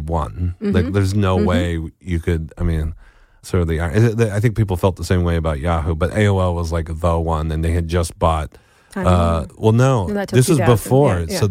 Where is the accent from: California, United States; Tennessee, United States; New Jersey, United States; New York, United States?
New Jersey, United States; In New Jersey.